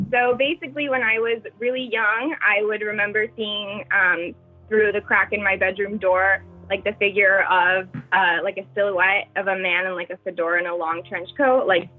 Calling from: New York, United States; I'm in New York.

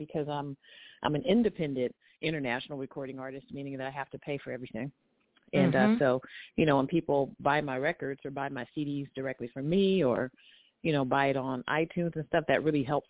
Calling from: Long Beach, California, United States; I'm calling from Long Beach, California

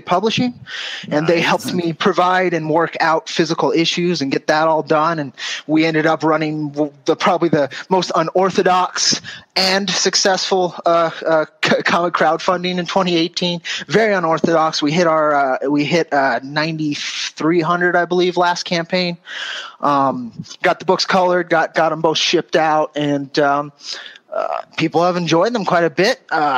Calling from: New Mexico, United States; I'm calling in from northern New Mexico, actually.

